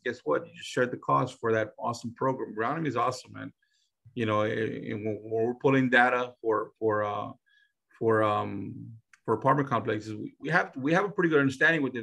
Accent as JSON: {"language": "English", "town": "San Antonio", "region": "Texas", "country": "United States", "said": "We're from San Antonio, but most of our deals are not done in San Antonio"}